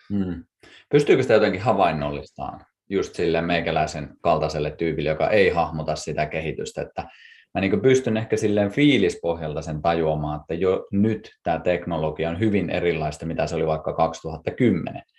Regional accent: Kuusamo, North Ostrobothnia, Finland; me molemmat ollaan Kuusamosta alun perin lähtöisiä

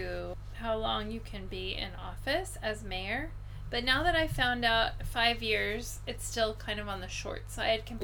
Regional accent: Pacific Northwest, United States; now in Higashikurume, Japan; I'm from the Pacific Northwest

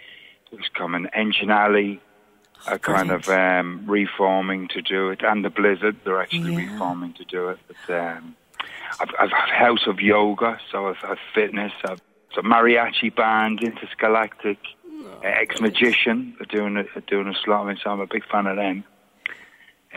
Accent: London, United Kingdom; accent: Cockney; now in Ireland; I grew up in Brixton in the 70s

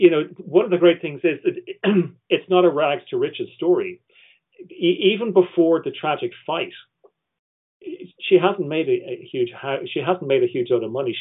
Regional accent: Ireland; I'm Irish

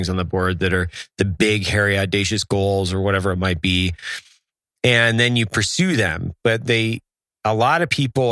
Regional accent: Lewiston, Idaho, United States; now in Utah, United States; we're getting ready to close on a building in my hometown for the coffee shop

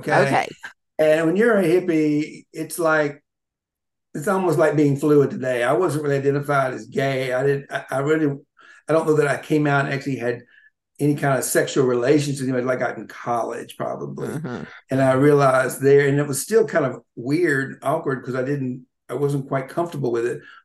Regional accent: Georgia, United States; moved away as an adult; also born or lived in Atlanta, United States / Orlando, United States

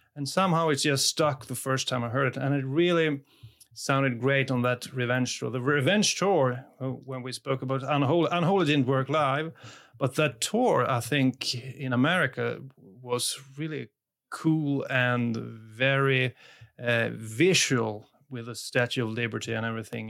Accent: Sweden; English is a second language; I'm from Sweden.

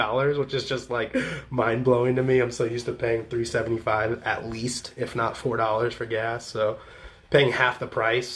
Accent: Champaign, Illinois, United States; moved away; also born or lived in Southern California; friends in Champaign, my hometown

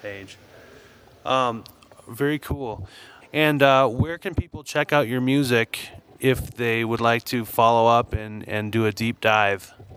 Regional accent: Saint Paul, Minnesota, United States; I grew up in St. Paul, Minnesota

